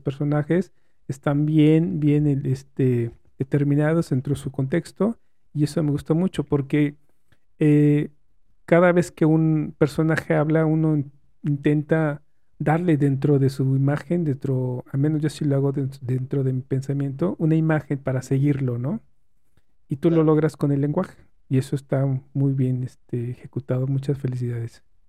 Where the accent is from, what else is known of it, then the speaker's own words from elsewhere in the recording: Mexico; como mexicano